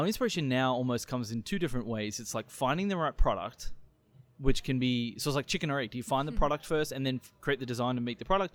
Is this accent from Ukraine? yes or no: no; Australia; moved away as an adult; also born or lived in Springfield, Missouri; now in St. Louis, United States; I'm a huge sport fan growing up in Australia